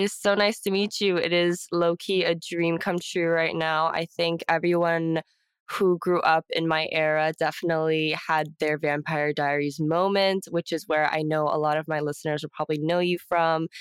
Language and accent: English; Houston, Texas, United States; born and raised in Houston, Texas